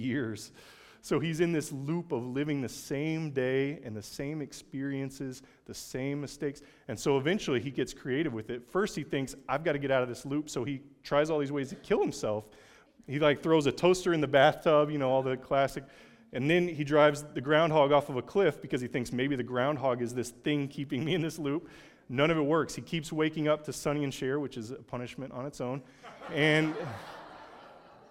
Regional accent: Oklahoma, United States; I'm from Oklahoma

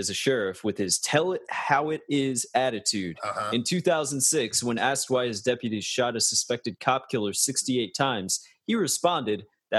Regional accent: the South, United States; I'm from a very different South than what people think of when they think of the South

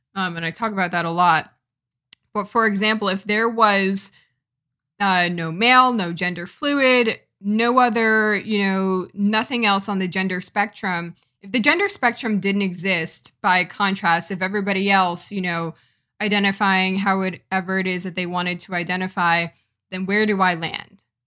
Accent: Connecticut, United States; I am a Jamaican American from Connecticut.

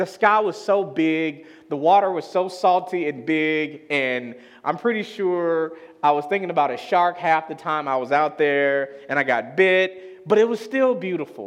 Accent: Chicago, Illinois, United States; moved away; I'm from Chicago. It's the Midwest, and we have Lake Michigan

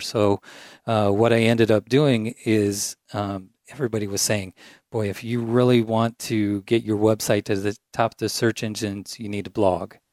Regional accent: Triumph, Illinois, United States; now in Peoria, United States; I grew up about a hour north of here in a town of about a hundred and eighty people.

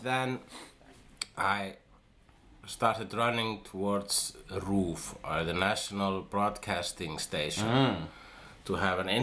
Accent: Iceland; I am an Icelandic

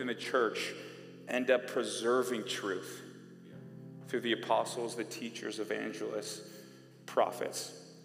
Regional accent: Bay Area, California, United States; I'm from the Bay Area, California

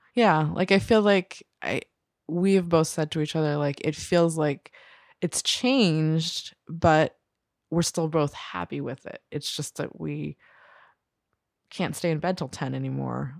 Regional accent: New Jersey, United States; I grew up in New Jersey and we had sex ed

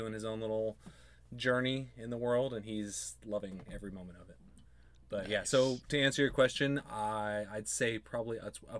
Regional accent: Frazier Park, California, United States; moved away; also born or lived in Long Beach / Simi Valley; LBC. Yep. Lived in Fraser Park, a little mountain town, most of my life. And then, most of my impressionable years, and then when I was 11 or 12, we moved to Simi Valley area

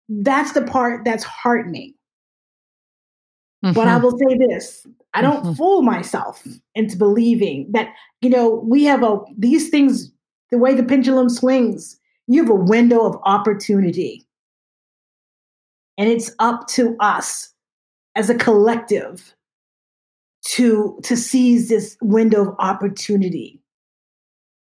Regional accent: outside of Pittsburgh, Pennsylvania, United States; I grew up in Pennsylvania, and so outside of Pittsburgh

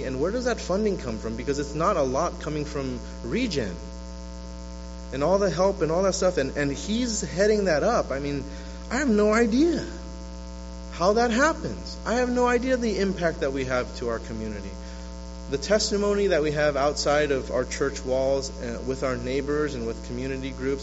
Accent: West Covina, California, United States; also born or lived in New York City / Walnut, California; now in Oakland, United States; I was born in New York City. I was raised in the city of L.A. I grew up in the rougher parts of West Covina before I got into middle school and high school. When I got to middle school and high school, I went to Walnut

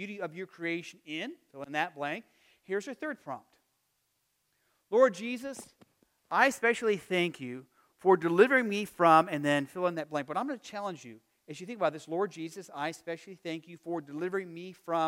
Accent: Arizona, United States; now in Midwest, United States; growing up in Arizona, you know, you had the season of hot and the season of not quite so hot.

